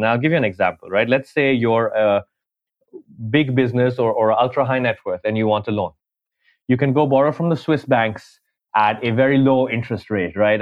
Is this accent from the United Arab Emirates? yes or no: yes; Dubai, United Arab Emirates; moved away as an adult; also born or lived in New York, United States / India; now in London, United Kingdom; I'm Indian, grew up in Dubai